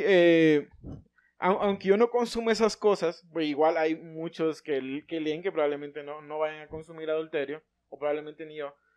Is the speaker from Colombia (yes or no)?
no; Honduras; nacimos acá